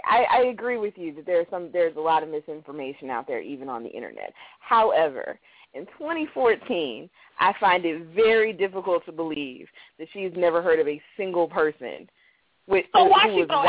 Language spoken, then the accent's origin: English; Columbia, Maryland, United States; I come from Columbia.